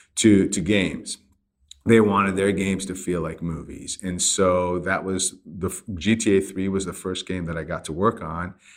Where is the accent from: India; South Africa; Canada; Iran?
Iran; moved away; I grew up in Iran